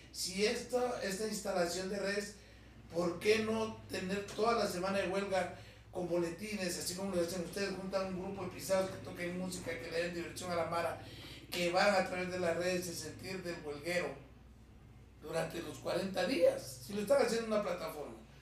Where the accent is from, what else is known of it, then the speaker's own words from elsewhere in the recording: Guatemala; vengo de una familia de comerciantes, de marchantes, como les decimos en Guatemala